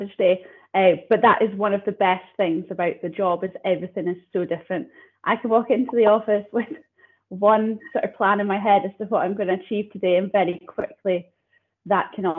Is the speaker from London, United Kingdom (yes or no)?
no; Banchory, Scotland, United Kingdom; I grew up out in Bangtree, primary, secondary school there.